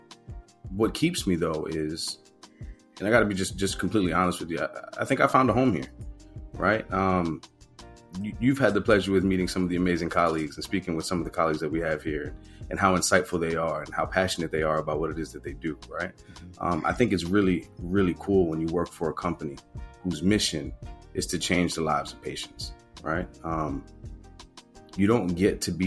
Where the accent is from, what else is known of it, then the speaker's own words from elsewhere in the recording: New York City, New York, United States; I grew up in Baychester